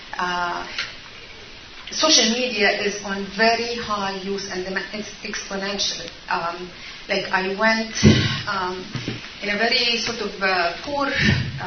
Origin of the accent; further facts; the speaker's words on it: Egypt; moved away; I was originally born and raised in Egypt